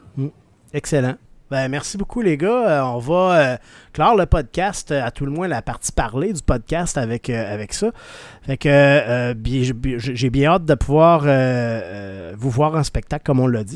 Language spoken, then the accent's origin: French; Rimouski, Quebec, Canada; je viens de Rimouski